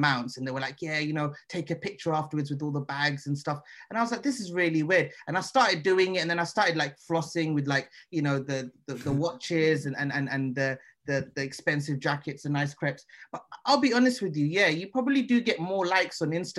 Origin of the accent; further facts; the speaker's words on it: London, United Kingdom; I was brought up in South London.